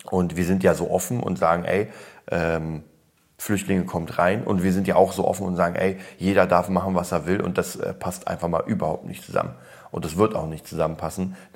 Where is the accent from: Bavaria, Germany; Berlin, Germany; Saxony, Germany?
Berlin, Germany; also born or lived in Poland; Ich komme ja aus Polen, wurde da geboren und kam dann rüber mit drei. Deswegen fühle ich mich als Berliner.